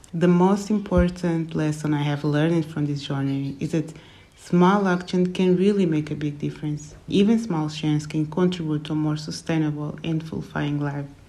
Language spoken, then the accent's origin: English; Portugal; also born or lived in Angola; my family moved to Portugal during the Angolan Civil War when I was six years old